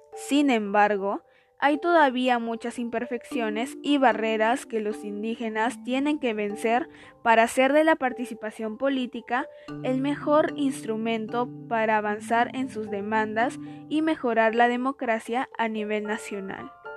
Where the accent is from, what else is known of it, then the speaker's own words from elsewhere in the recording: Peru; como peruanos que somos